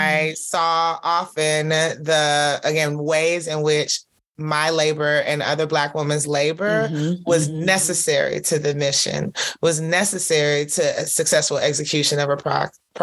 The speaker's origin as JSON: {"language": "English", "town": "Atlanta", "region": "Georgia", "country": "United States", "tie": "born or raised there", "also_born_or_lived": "Nigeria / Canada", "said": "I was born in Nigeria and raised in Southwest Atlanta"}